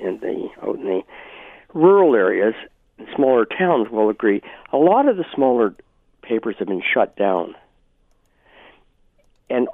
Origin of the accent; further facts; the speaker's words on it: Brantford, Ontario, Canada; moved away; I'm from Brantford in Brant County